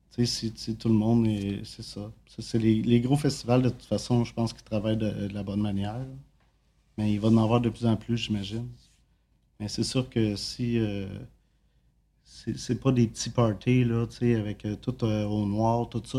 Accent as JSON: {"language": "French", "region": "Quebec", "country": "Canada", "also_born_or_lived": "Drummondville", "lives_now": "Montreal, Canada", "said": "je viens de Saint-Bois"}